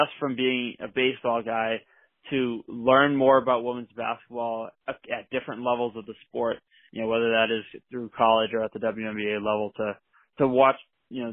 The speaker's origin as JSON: {"language": "English", "region": "Massachusetts", "country": "United States", "tie": "born or raised there", "said": "growing up in Massachusetts"}